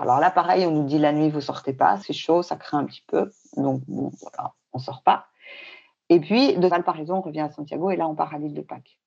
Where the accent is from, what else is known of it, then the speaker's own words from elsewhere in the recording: Paris, Île-de-France, France; moved away as an adult; also born or lived in Bangkok / Hong Kong; now in Fontainebleau, France; Pourtant, on est parisien. Moi, je suis née à Paris, j'ai vécu tout le temps à Paris